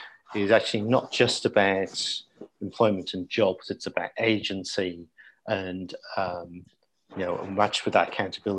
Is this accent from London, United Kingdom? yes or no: no; South Wales, United Kingdom; when I was growing up in Old South Wales